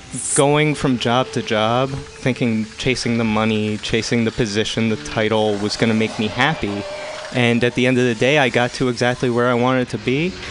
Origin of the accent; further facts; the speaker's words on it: northwest New Jersey, United States; I grew up in New Jersey.